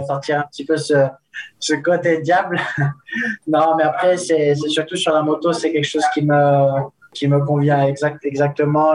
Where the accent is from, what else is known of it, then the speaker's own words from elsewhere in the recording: Nice, Provence-Alpes-Côte d'Azur, France; also born or lived in Spain; now in Andorra; Nice, c'est, c'est une très belle ville. C'est la, la ville où, où j'ai grandi quand, quand j'étais petit